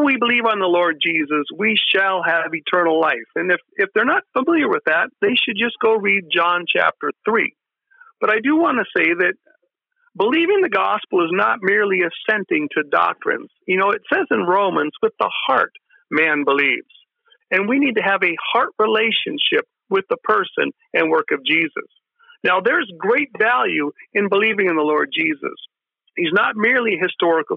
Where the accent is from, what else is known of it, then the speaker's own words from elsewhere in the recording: United States; We're spoiled in America. You know, we grew up here in America